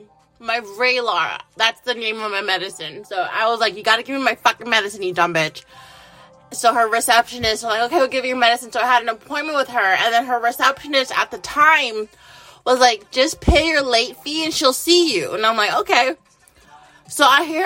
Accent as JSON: {"language": "English", "country": "United States", "said": "I'm an American"}